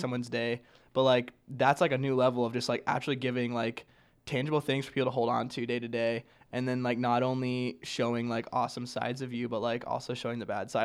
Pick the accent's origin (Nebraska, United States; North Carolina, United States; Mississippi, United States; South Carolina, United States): Nebraska, United States; Grand Island; I'm from Grand Island, Nebraska